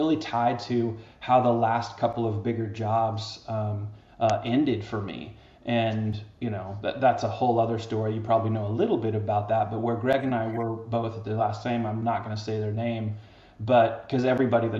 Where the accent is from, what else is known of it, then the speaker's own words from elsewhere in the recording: the Northwest, Pacific Northwest, United States; also born or lived in Seattle, Washington; I'm originally from the Northwest